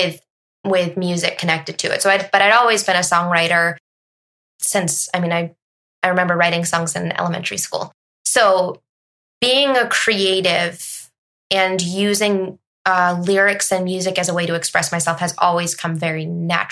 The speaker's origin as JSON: {"language": "English", "region": "Massachusetts", "country": "United States", "moved": "yes", "lives_now": "New Hampshire, United States", "said": "I'm originally from Massachusetts."}